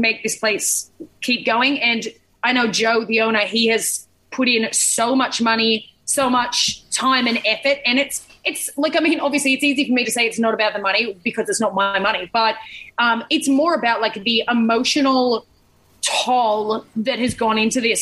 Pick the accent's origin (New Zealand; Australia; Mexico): Australia; Sydney, New South Wales; growing up in Sydney